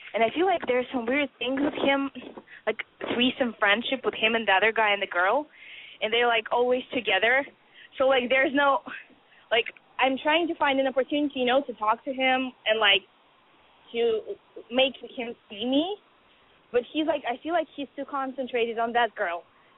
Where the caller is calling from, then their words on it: Boston, Massachusetts, United States; I'm 20, and I'm calling from Boston.